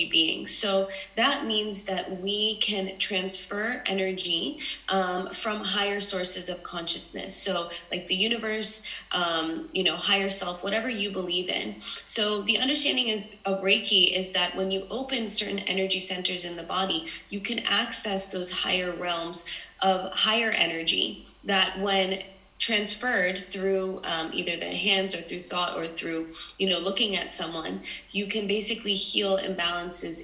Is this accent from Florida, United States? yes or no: no; New York City, New York, United States; also born or lived in Los Angeles / London; I was born and raised in New York City, but now I currently live between LA, New York, and London